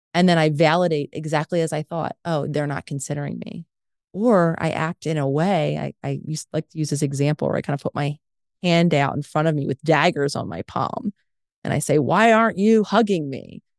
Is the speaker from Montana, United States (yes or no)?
no; Philadelphia, Pennsylvania, United States; moved away; hometown in Philadelphia